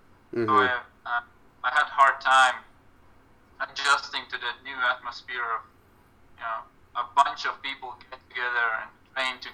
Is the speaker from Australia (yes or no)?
no; Latvia; moved away as an adult; also born or lived in Kansas, United States; now in United States; in Latvia, my former coach, my first coach from my hometown, he coached me up until I graduated high school